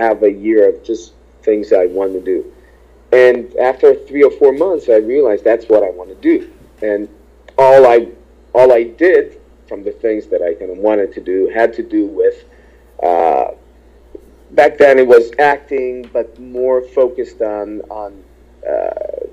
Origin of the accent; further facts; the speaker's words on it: Israel; also born or lived in Ukraine; now in United States; we moved from the Ukraine to Israel when I was eight